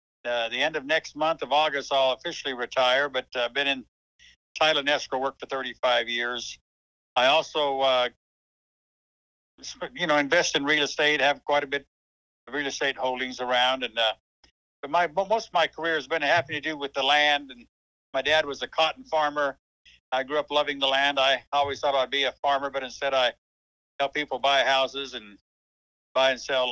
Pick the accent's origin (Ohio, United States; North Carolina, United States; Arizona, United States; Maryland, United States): Arizona, United States; Gilbert; also born or lived in East Texas; I've lived the majority of my life in Gilbert, Arizona. I was born in Gilbert.